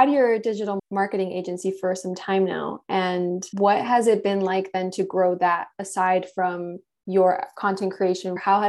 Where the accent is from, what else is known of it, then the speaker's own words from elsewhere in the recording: Miami, Florida, United States; I'm originally from Miami.